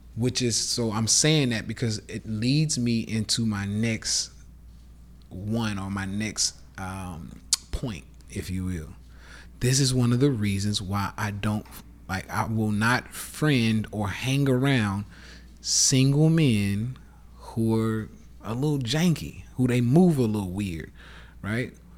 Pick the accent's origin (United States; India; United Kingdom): United States; the South; accent: southern; my fucking southern accent